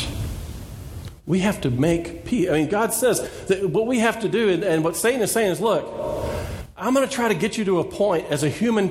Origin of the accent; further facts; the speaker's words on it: Texas, United States; I grew up in Texas